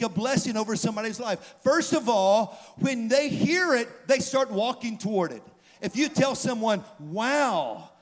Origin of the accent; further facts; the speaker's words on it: the South, United States; moved away as an adult; also born or lived in St. Louis, Missouri; I grew up in the South my whole life.